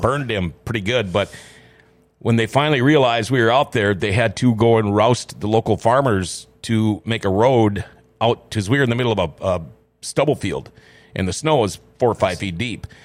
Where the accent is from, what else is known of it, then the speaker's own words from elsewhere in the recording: Thief River Falls, Minnesota, United States; also born or lived in Crookston, Minnesota / California / North Dakota; the beginning of fifth grade, we packed up and moved, uh, back to her hometown in Thief River. And so I consider Thief River Falls to be my hometown